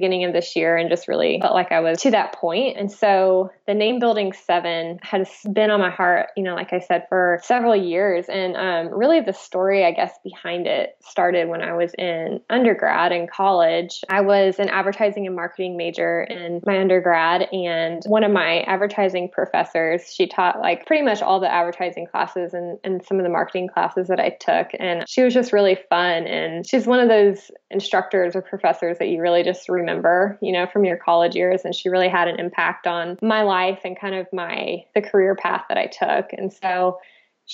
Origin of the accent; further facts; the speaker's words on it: Florida, United States; moved away as an adult; now in Oregon, United States; I'm originally from Florida